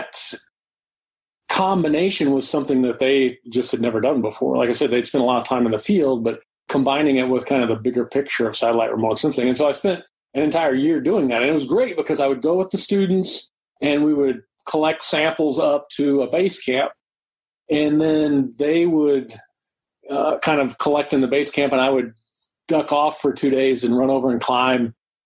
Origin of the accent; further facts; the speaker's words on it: Georgia, United States; I grew up in Georgia